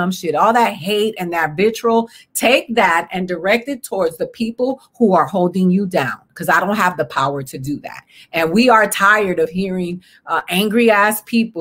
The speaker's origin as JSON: {"language": "English", "town": "Boston", "region": "Massachusetts", "country": "United States", "tie": "born or raised there", "said": "I was born in Boston, one of the most American cities in this country"}